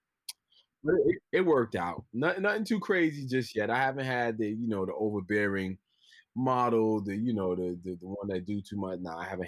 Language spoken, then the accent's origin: English; New York City, New York, United States; I'm from the Bronx, New York